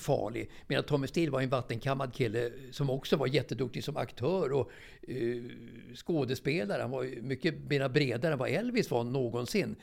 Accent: Stockholm, Stockholm County, Sweden; also born or lived in Björkhagen; jag är ju uppväxt i, i, i Årsta egentligen.

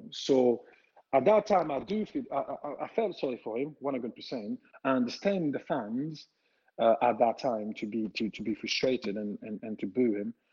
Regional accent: Italy; English is a second language; I said, listen, I came from Italy. I know what it like there, the smoke and everything

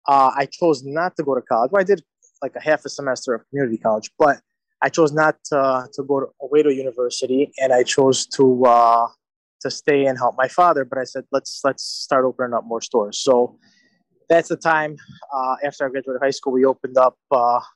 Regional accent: Chicago, Illinois, United States; also born or lived in Italy; I was born in the Chicagoland area and grew up in the same neighborhood as Victor.

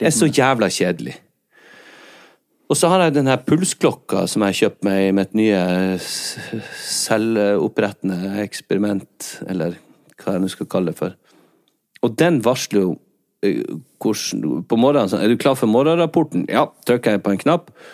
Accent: Skjerstad, Nordland, Norway; Akkurat på den flekken der jeg er fra

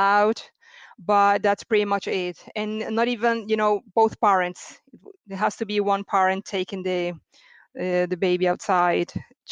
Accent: Venezuela; moved away as an adult; now in Bari, Italy; I'm from Venezuela originally. Today, it's 10 years that I moved in Italy

